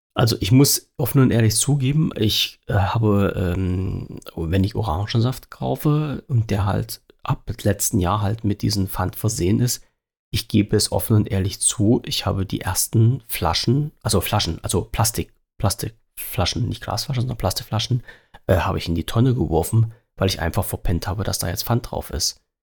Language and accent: German; Germany; Ich habe in der DDR gewohnt